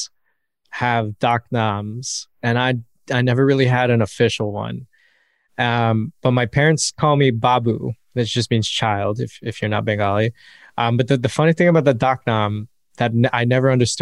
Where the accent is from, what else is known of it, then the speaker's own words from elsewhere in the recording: United States; growing up in America is so interesting because you grapple with this whole identity thing